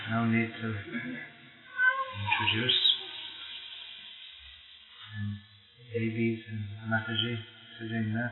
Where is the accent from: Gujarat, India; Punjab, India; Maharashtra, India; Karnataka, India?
Maharashtra, India; Pune; I'm from Pune. Pune. I'm going. I'm just going to Bombay tomorrow, and then after three days